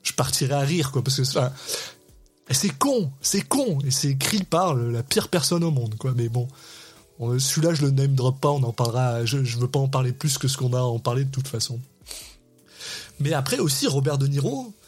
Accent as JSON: {"language": "French", "country": "France", "moved": "yes", "lives_now": "Quebec, Canada", "said": "je suis un Français expatrié au Québec"}